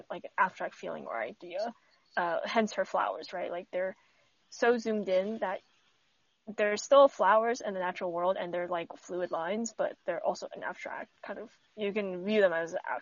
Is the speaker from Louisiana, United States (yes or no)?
no; Texas, United States; as a Texan